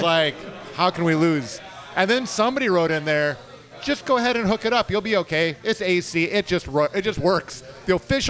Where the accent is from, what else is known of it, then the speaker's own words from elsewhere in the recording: North Dakota, United States; now in Houston, United States; I'm a Yankee from North Dakota originally, so we can get that Truxillo in there with a little Texas drawl.